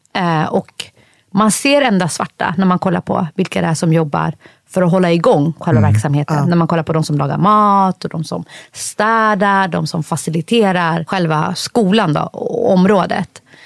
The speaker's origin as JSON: {"language": "Swedish", "country": "Sweden", "tie": "born or raised there", "said": "jag är född i Sverige Fast ursprungligen kommer jag från Somalia"}